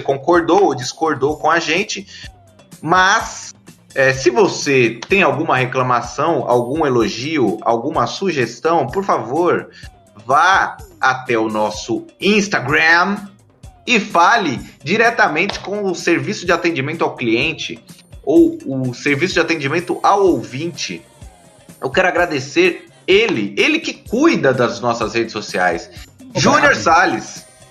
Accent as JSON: {"language": "Portuguese", "country": "Brazil", "said": "a gente é brasileiro"}